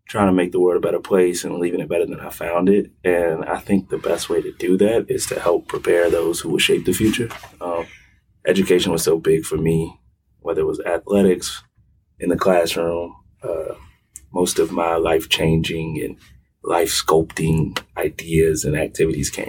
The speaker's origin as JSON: {"language": "English", "town": "Hampton", "region": "Virginia", "country": "United States", "tie": "born or raised there", "also_born_or_lived": "Kansas City, Missouri / Kansas City, Kansas / Wichita, Kansas", "said": "we started in Kansas, Wichita, Kansas, or I was born in Kansas City, Missouri, moved to Kansas City, Kansas, then Wichita, Kansas, and then I settled in Hampton, Virginia."}